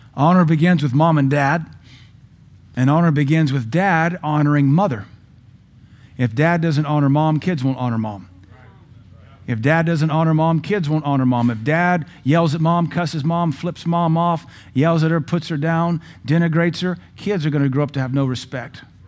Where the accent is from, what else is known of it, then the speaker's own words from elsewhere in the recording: Seattle, Washington, United States; now in Cookeville, United States; We grew up in Seattle.